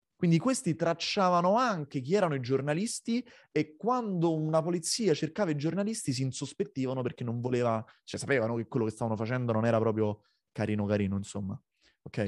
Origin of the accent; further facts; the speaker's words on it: Rome, Lazio, Italy; moved away as an adult; now in Copenhagen, Denmark; io nato nel 1991 a Roma